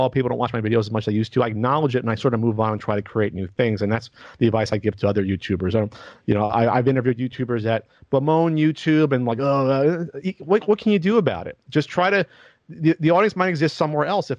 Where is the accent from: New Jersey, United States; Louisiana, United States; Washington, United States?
New Jersey, United States; Central; moved away as an adult; also born or lived in West Coast; I was from Central Jersey